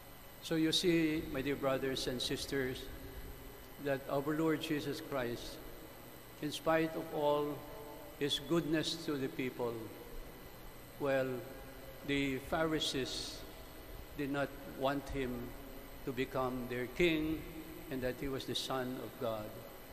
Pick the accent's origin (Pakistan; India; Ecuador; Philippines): Philippines; we Filipinos are religious and are devotional.